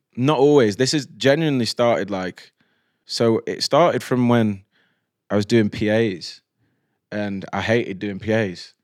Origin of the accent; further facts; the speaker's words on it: Stoke-on-Trent, West Midlands, United Kingdom; I'm a bloke from Stoke